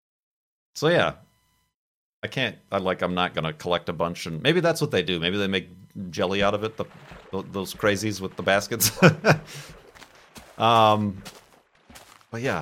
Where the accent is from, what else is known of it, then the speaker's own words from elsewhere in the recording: Illinois, United States; moved away; also born or lived in Arizona; Obviously, I'm from Illinois. As a kid, we visited Iowa.